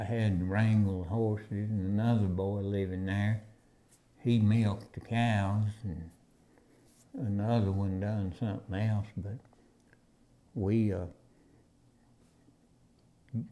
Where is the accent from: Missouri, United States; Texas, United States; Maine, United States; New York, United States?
Texas, United States; near Pampa, Texas Panhandle, United States; living out on the ranch like that, we didn't go to town much